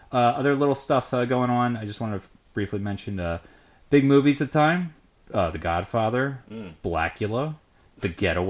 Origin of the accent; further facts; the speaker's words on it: United States; since I'm an American